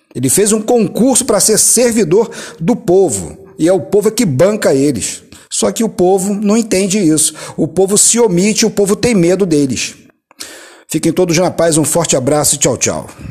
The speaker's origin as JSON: {"language": "Portuguese", "country": "Brazil"}